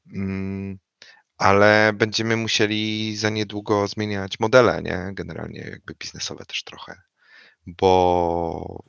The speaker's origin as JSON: {"language": "Polish", "town": "Wrocław", "region": "Lower Silesian Voivodeship", "country": "Poland", "said": "ja jestem z Wrocławia, oryginalnie"}